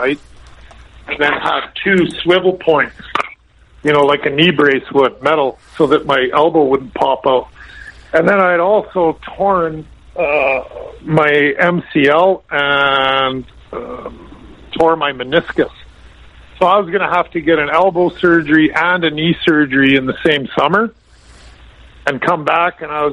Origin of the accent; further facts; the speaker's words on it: Lethbridge, Alberta, Canada; moved away; I grew up in Lethbridge